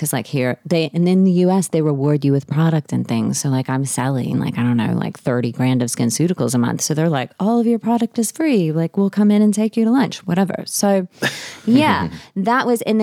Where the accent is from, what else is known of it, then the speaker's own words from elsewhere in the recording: New Orleans, Louisiana, United States; moved away as an adult; also born or lived in Texas; So I'm from New Orleans. I'm seventh generation New Orleanian